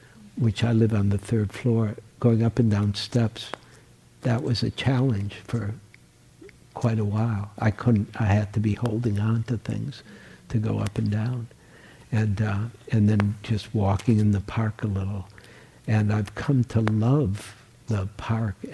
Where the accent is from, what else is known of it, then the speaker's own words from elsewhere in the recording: Detroit, Michigan, United States; also born or lived in New York; now in San Francisco, United States; I was born in Detroit, and I upgraded to New York